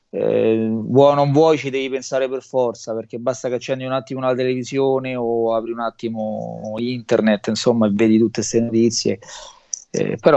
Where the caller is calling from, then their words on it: Rome, Lazio, Italy; sono a, Ro- a Roma, provincia di Roma.